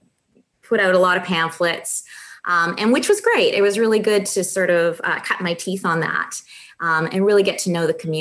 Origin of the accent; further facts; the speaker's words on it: Brandon, Manitoba, Canada; moved away; also born or lived in Winnipeg; I started off, you know, out west in farming country. So I'm not from Winnipeg. I'm from further west, the Brandon area, which is a real rural area.